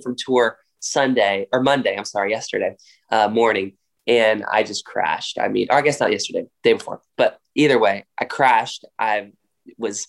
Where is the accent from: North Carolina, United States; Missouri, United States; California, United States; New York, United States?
North Carolina, United States; Raleigh; I grew up in Raleigh, North Carolina. That's born and raised there